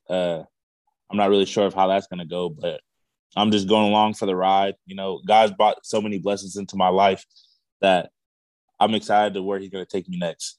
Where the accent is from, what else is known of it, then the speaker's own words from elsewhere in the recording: Visalia, California, United States; moved away as an adult; also born or lived in Los Angeles, California; now in Honolulu, United States; I had moved originally moved to Visalia uh, after my mom had uh, passed away when I was the age seven.